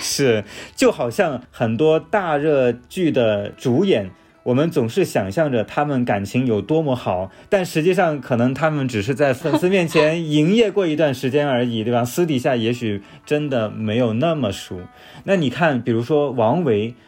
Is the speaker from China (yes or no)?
yes; China; 我们中国人